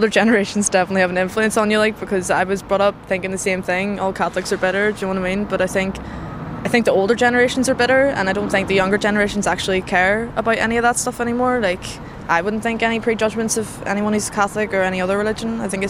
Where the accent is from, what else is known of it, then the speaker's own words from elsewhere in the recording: Dunmurry, Northern Ireland, United Kingdom; I'm 18 and I'm from Dunmurry area.